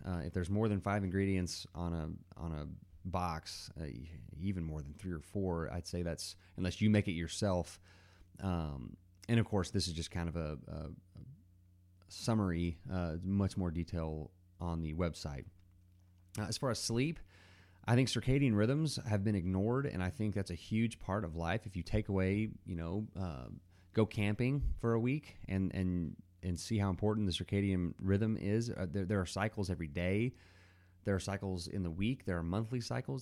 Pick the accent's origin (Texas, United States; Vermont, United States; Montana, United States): Texas, United States; Dallas; now in Abilene, United States; grew up in the Dallas area. So I'm a Texan, and I live in Abilene, Texas now